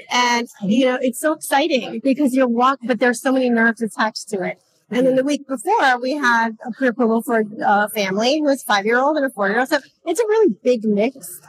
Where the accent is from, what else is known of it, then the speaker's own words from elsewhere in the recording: New York City, New York, United States; I am originally from Queens